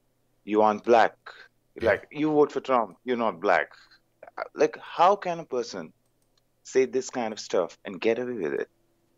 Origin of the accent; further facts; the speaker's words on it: India; I'm from India.